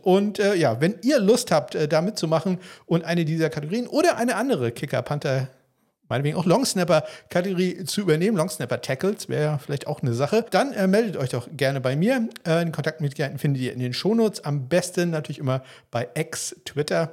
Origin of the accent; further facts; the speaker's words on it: places near Kiel, Schleswig-Holstein, Germany; Ortschaften hier in der Nähe, inklusive den Orten quasi, wo ich aufgewachsen bin